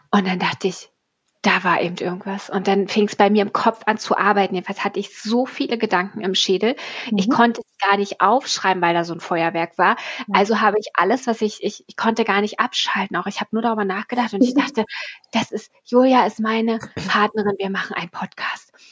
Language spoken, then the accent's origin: German; Berlin, Germany; Du bist ja aus ja. Hamburg, ich bin aus Berlin.